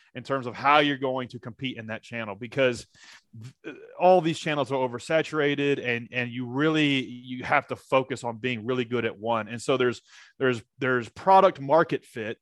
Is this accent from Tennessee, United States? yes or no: yes; Nashville, Tennessee, United States; I'm from Nashville, Tennessee